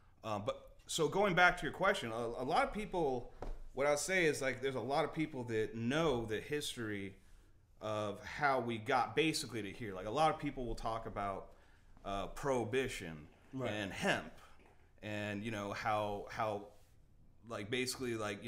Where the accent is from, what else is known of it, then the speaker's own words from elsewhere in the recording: Sacramento, California, United States; now in Los Angeles, United States; Basically, when I came from Sacramento, California, moved out here to L.A. probably about 15 years ago, something like that.